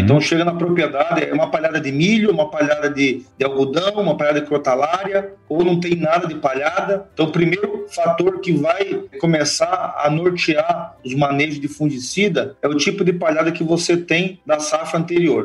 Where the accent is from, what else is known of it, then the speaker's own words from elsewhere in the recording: São Paulo, Brazil; moved away as an adult; also born or lived in Itapetininga / Lages, Santa Catarina / Passo Fundo / Viçosa; Eu sou paulista